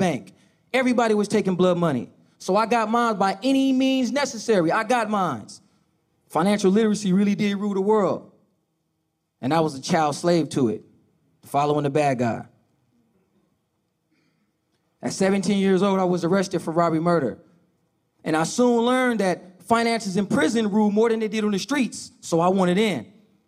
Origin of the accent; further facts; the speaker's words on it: Oakland, California, United States; I grew up in Oakland, California, with my mother